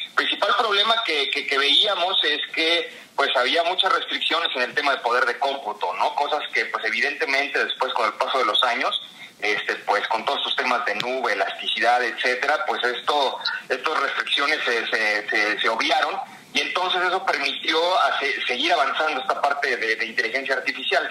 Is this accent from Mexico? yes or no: yes; Mexico; como mexicanos, ¿no? Somos mucho de, del, trato humano